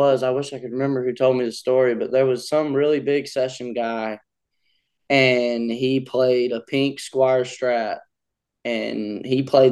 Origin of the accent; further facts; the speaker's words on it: Honea Path, South Carolina, United States; I grew up in South Carolina, town called Honeyah Pass, South Carolina